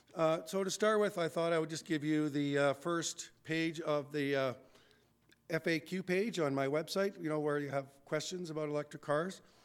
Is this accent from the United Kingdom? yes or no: no; Red Deer, Alberta, Canada; I grew up in Red Deer